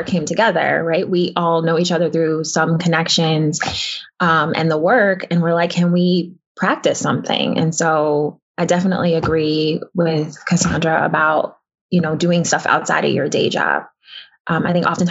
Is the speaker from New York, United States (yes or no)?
yes; New York City, New York, United States; my building that I grew up